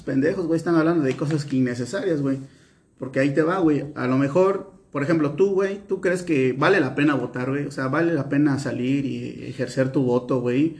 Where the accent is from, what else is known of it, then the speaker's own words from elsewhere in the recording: Veracruz, Mexico; nosotros somos veracruzanos